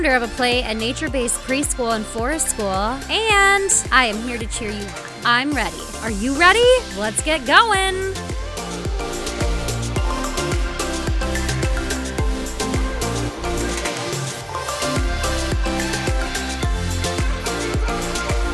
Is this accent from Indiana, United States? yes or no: no; Minnesota, United States; being a Minnesotan